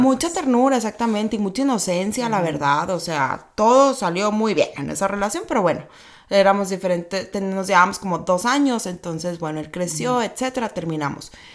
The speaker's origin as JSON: {"language": "Spanish", "town": "Hermosillo", "region": "Sonora", "country": "Mexico", "tie": "born or raised there", "also_born_or_lived": "Mexico City", "moved": "as an adult", "lives_now": "Tijuana, Mexico", "said": "soy sonorense, nací en Hermosillo, Sonora"}